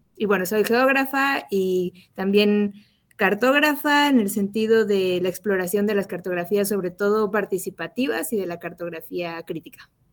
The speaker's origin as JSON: {"language": "Spanish", "country": "Mexico", "said": "como el acento me delata, soy de México"}